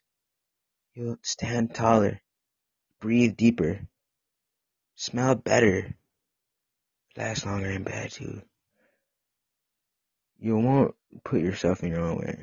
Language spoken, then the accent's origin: English; Midwest, United States; I grew up in the Midwest